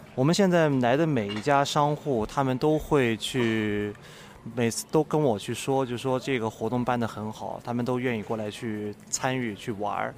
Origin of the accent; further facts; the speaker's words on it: Nanjing, Jiangsu, China; moved away as an adult; also born or lived in Beijing / Macau; 作为一个南京人嗯。地地道道的嗯。我家是城南的啊。地地道道的